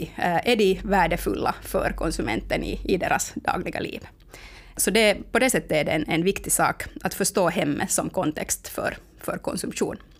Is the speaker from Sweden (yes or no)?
no; Finland; vi finländare